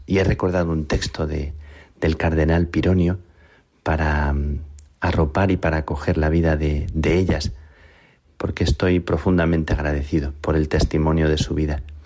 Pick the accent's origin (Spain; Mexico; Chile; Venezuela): Spain; Plasencia, Extremadura; mi vocación de carmelita nació a la sombra de las carmelitas de mi pueblo, en Plasencia